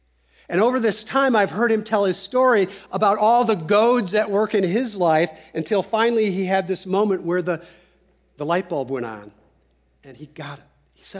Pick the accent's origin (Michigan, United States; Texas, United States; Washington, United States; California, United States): Texas, United States; you have to be from Texas to understand what a goad is, right? Well, actually you don't, but as a Texan, I can tell you